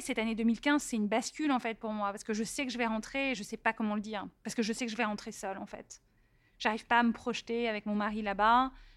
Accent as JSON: {"language": "French", "town": "Paris", "region": "Île-de-France", "country": "France", "also_born_or_lived": "Silicon Valley", "moved": "as an adult", "said": "je viens d'Europe, je viens de Paris"}